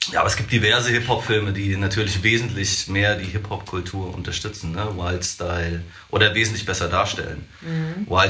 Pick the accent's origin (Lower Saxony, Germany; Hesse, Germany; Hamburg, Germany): Hesse, Germany; Hassenhausen; also born or lived in Marburg; äh, aus Marburg äh, und aus äh, Hassenhausen. Also geboren in Marburg, aufgewachsen, aufgewachsen in Hassenhausen.